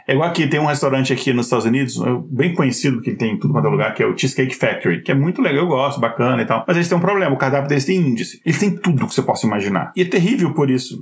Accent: Brasília, Federal District, Brazil; moved away; also born or lived in Minas Gerais; eu não nasci em Brasília, eu sou mineiro, mas eu fui para Brasília com 5, 6 anos de idade e me considero de Brasília

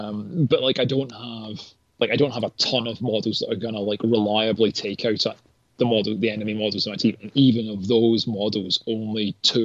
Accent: North East England, United Kingdom; the particular reason I remember it is obviously in Gaza being a Geordie

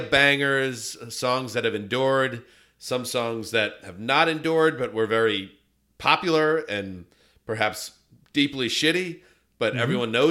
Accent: New York, United States; also born or lived in Los Angeles; I'm from New York and from LA.

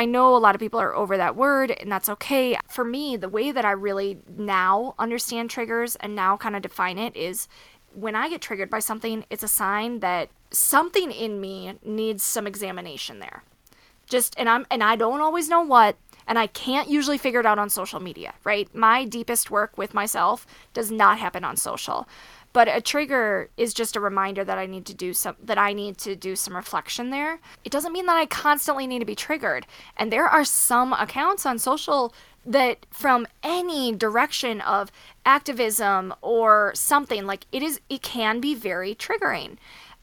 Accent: Wisconsin, United States; now in Colorado, United States; I'm from Wisconsin. So we're very Midwestern roots family.

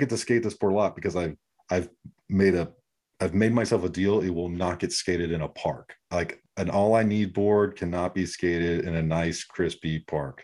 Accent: San Diego, California, United States; when I was growing up in San Diego

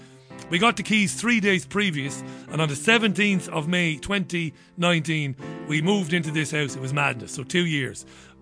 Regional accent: Waterford, Munster, Ireland; I would have seen in Ballybeg in Waterford when I grew up in Ballybeg in the early 80s before moving to another part of Waterford, Browns Road in Waterford.

